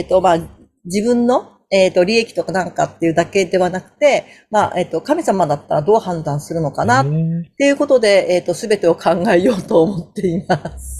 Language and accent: Japanese; Iwate, Japan; 私はあの岩手県出身なんですね